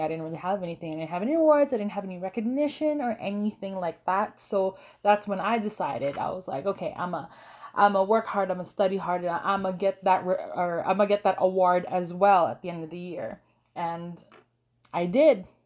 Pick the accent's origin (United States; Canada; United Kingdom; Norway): Canada; also born or lived in Philippines; I was born and raised there until I was around six years old, and, uh, my family decided to immigrate to Canada. And I've been living here now in Canada for, I think, around sixteen years.